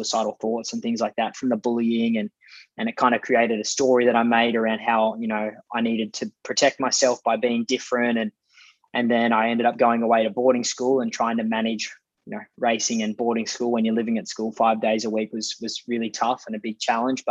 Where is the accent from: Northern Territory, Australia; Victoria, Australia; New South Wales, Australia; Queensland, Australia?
New South Wales, Australia; Hay; I grew up in Hay, out little outback town in New South Wales.